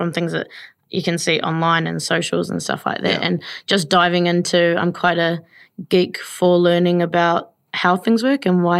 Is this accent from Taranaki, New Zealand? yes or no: yes; New Plymouth, Taranaki, New Zealand; New Plymouth, yeah, born and bred in New Plymouth, but have lived around most the parts of the Maunga